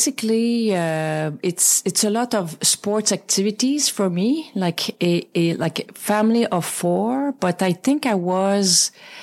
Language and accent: English; Val-des-Sources, Quebec, Canada; English is a second language; moved away as an adult; also born or lived in Sherbrooke; my dad was from my hometown, like used to call Asbestos, small mining town. Now renamed 3 or 4 years ago, Val des Sources